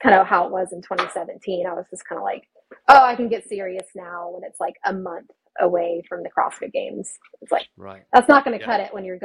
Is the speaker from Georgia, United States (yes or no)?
no; Austin, Texas, United States; moved away as an adult; now in California, United States; born and raised in Austin, Texas. I didn't move out of that state until 2021